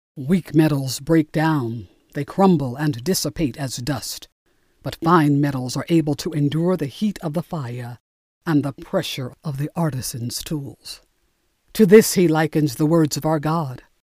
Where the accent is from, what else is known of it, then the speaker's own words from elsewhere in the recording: Newark, New Jersey, United States; Growing up in Newark, New Jersey